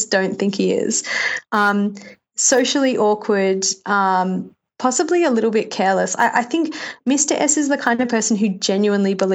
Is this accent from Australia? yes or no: yes; Australia; moved away as an adult; now in New York, United States; I'm completely 100% Australian. Except for the fact that I've lived in America for 5 years. So I'm a New Yorker Australian.